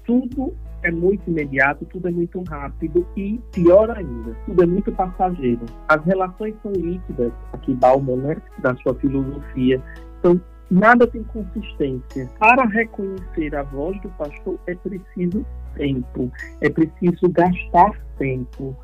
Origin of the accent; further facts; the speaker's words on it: Sergipe, Brazil; accent: Northeastern (nordestino); O sotaque é próprio nosso. Amo o Nordeste, amo a minha terra, Sergipe